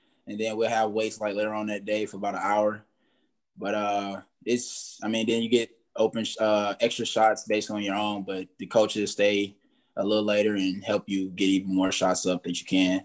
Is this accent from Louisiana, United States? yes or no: yes; Louisiana, United States; I'm from Louisiana